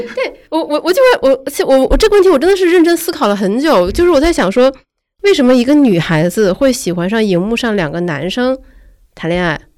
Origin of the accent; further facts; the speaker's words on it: Northeast China, China; moved away; 我姥姥东北嘛